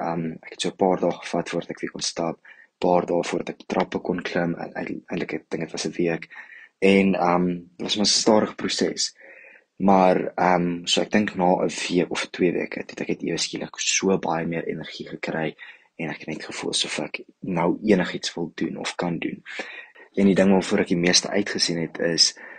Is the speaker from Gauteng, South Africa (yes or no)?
yes; Johannesburg, Gauteng, South Africa; ek kom van Johannesburg af